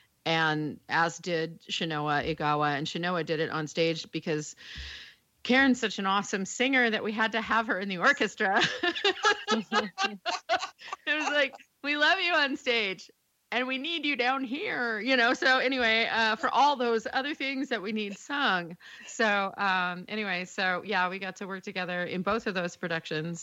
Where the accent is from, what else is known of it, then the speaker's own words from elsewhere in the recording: Kansas, United States; moved away; I grew up in Kansas